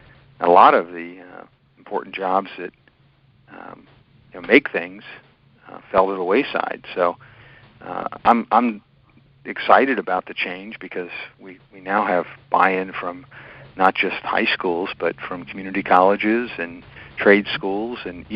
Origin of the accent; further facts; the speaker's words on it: Harrisburg, Pennsylvania, United States; So I was born in Harrisburg. Harrisburg is the capital city, which most people from the state know that, but sometimes when you're out of Pennsylvania